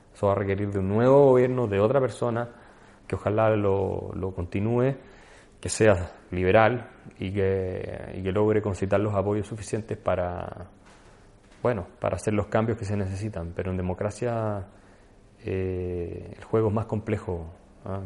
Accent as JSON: {"language": "Spanish", "country": "Chile"}